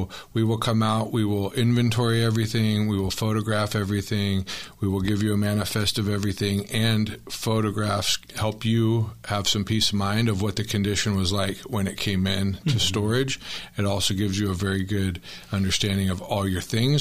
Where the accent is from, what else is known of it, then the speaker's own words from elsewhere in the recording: Tempe, Arizona, United States; I was born and raised in Tempe